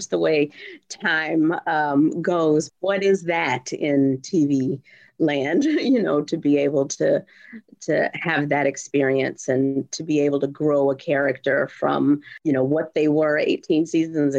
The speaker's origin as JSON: {"language": "English", "town": "Houston", "region": "Texas", "country": "United States", "tie": "born or raised there", "moved": "yes", "said": "Houston, born and raised"}